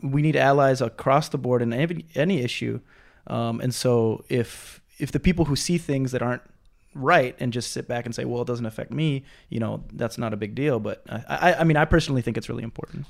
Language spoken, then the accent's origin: English; Minnesota, United States; moved away as an adult; now in Hawaii, United States; I'm from Minnesota